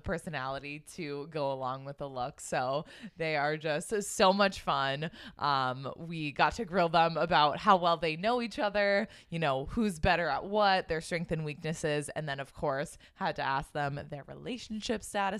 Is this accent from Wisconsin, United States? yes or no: no; Boston, Massachusetts, United States; And we are two sisters who, born and raised in Boston.